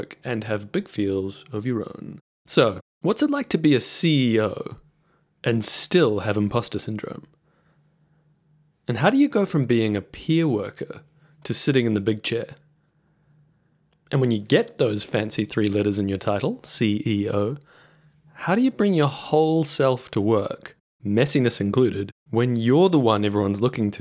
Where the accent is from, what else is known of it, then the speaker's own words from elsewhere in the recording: New Zealand; now in Victoria, Australia; I am a New Zealander living in Australia.